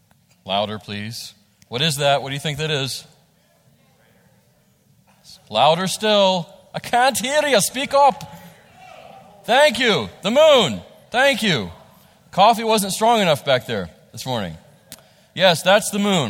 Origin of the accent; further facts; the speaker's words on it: West Virginia, United States; this is what we grow up with, those of us who are from here